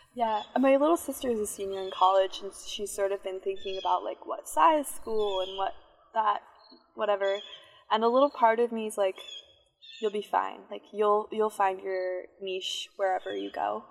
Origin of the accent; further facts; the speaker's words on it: Chevy Chase, Maryland, United States; I'm from Chevy Chase, Maryland